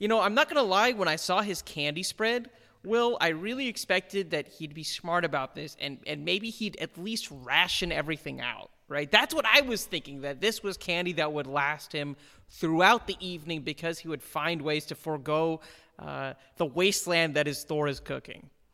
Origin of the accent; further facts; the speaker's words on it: India; moved away; being Indian